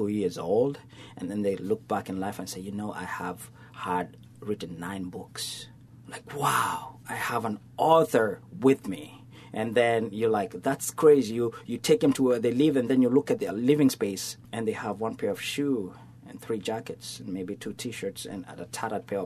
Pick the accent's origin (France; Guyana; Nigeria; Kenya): Kenya; Nairobi; now in Southwest Florida, United States; born in Africa, Kenya. I'm a city boy, so I was raised in Nairobi